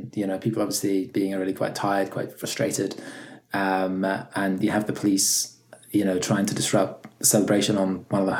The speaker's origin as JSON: {"language": "English", "region": "Scotland", "country": "United Kingdom", "tie": "born or raised there", "also_born_or_lived": "Poland / England", "said": "I was born in Poland and moved to Scotland when I was 9, and then lived in England for a bit as well, just moving from London to Scotland, so now in the process."}